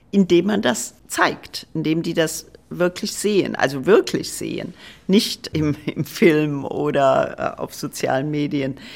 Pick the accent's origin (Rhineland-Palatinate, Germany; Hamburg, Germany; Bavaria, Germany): Rhineland-Palatinate, Germany; Trier; Ich komme aus Trier. Ich war so, glaube ich, 14, äh, 15.